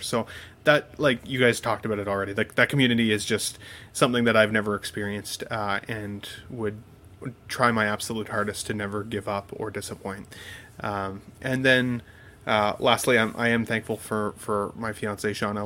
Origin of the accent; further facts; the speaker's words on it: Canada; I'm also Canadian